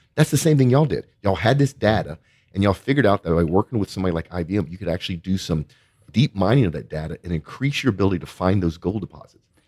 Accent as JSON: {"language": "English", "area": "Cajun", "region": "Louisiana", "country": "United States", "accent": "Cajun", "said": "my Cajun accent"}